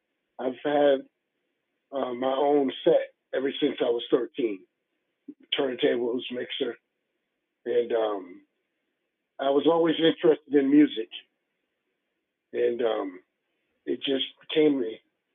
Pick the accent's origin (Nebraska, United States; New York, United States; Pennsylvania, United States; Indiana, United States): New York, United States; New York City; moved away as an adult; also born or lived in Co-op City, Bronx; No, actually, I'm from the Wakefield area, 241st Street, Cranford Avenue area. I lived there until I was 12, then moved to Co-op City. And from there, left New York totally.